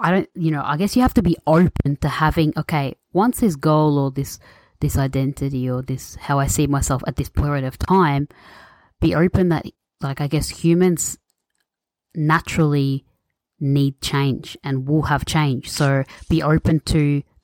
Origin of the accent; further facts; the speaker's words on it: Australia; I'm born and raised in Australia